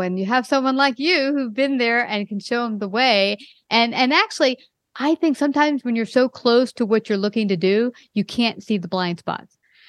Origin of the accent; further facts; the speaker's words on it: Brooklyn, New York, United States; now in Texas, United States; I came from Brooklyn, New York. I just moved recently to Texas.